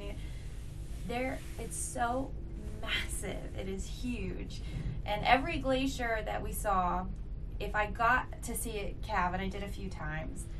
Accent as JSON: {"language": "English", "town": "Huntsville", "region": "Alabama", "country": "United States", "said": "I'm from Huntsville, Alabama"}